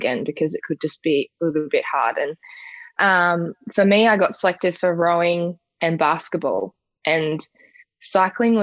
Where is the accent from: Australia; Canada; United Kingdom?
Australia; Perth, Tasmania; Perth's a very small little town, and I've grown up there for most of my life